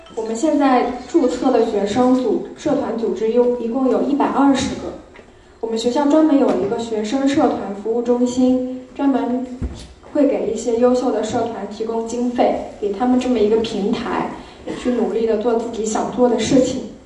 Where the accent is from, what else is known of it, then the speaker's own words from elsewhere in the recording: Suzhou, Jiangsu, China; 我本身也是来自苏州，是一个土生土长的苏州人